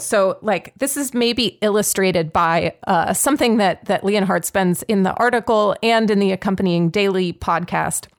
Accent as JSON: {"language": "English", "town": "Pittsburgh", "region": "Pennsylvania", "country": "United States", "said": "I'm from Pittsburgh"}